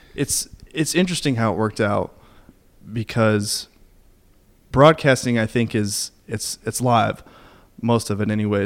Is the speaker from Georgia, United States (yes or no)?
no; Kentucky, United States; now in Nashville, United States; I'm li- currently living in Nashville right now, but um, I'm actually from Kentucky